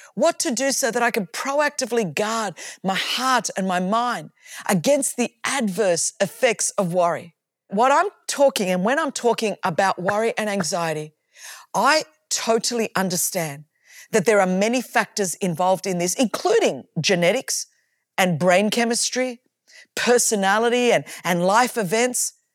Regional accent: Sydney, New South Wales, Australia; as you can tell from my accent, I grew up in Australia, in Sydney, Australia.

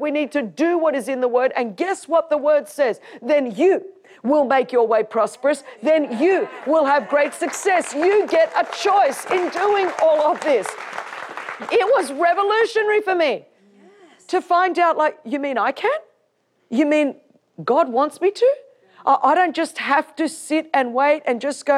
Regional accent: Sydney, New South Wales, Australia; I grew up in Sydney, Australia, one of the most beautiful cities on earth

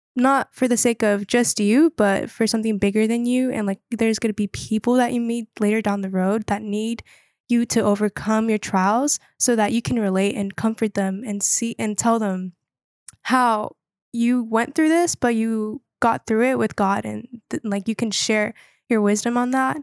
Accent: Wilmington, North Carolina, United States; I'm from Wilmington, North Carolina

